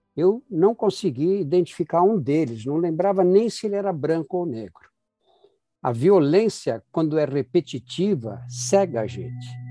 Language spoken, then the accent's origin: Portuguese; São Paulo, Brazil; do Brás, o bairro onde eu nasci e cresci